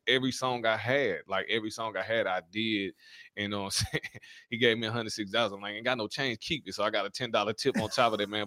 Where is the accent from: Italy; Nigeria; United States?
United States; North Little Rock, Arkansas; also born or lived in Louisiana; so I was born in Louisiana. but raised in Arkansas